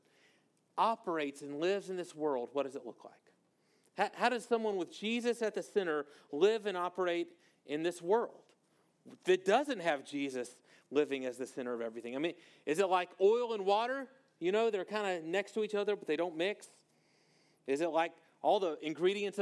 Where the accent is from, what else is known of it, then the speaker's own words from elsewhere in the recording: Monroe, Louisiana, United States; moved away; I'm from North Louisiana, a town called Monroe, Louisiana